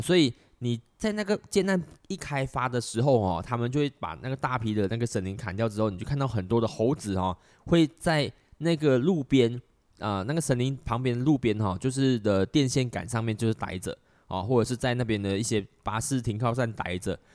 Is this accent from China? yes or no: no; Malaysia; 我们马来西亚人真的不常做